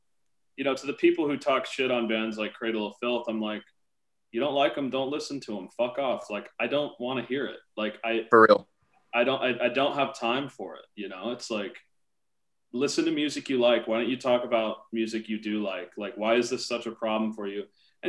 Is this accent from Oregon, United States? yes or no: yes; Portland, Oregon, United States; Portland, Oregon.